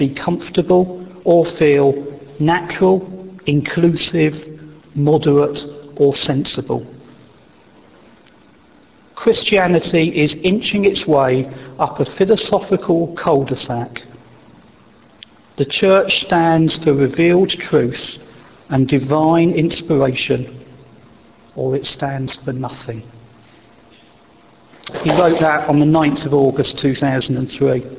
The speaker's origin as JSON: {"language": "English", "area": "Wessex", "region": "South West England", "country": "United Kingdom", "tie": "born or raised there", "said": "where I was born in Wessex"}